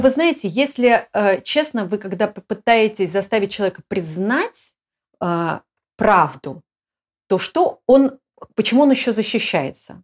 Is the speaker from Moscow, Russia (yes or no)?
yes; Moscow, Russia; moved away; Москва, я из Москвы